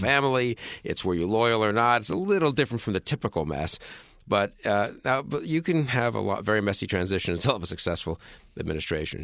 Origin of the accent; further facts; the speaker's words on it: New York City, New York, United States; I'm a New Yorker